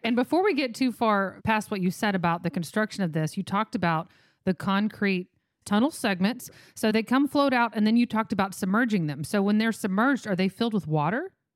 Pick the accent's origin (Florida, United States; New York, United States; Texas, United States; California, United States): Texas, United States; I'm from Texas.